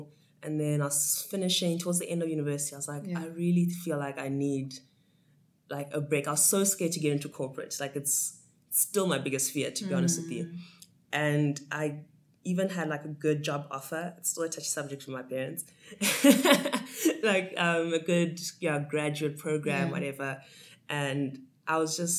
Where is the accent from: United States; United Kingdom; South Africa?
South Africa; Johannesburg, Gauteng; also born or lived in Harare, Zimbabwe; moved to Johannesburg here in SA, and yeah, did most of my schooling here. I'll consider Joburg home. Mm-hmm. Because I spent most of my life here